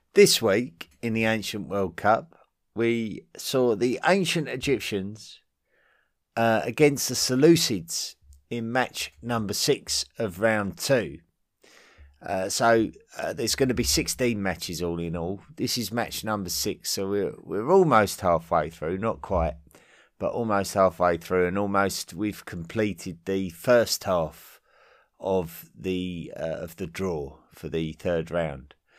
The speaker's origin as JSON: {"language": "English", "region": "England", "country": "United Kingdom", "said": "I'm a resident of the British Isles and a, and an Englishman"}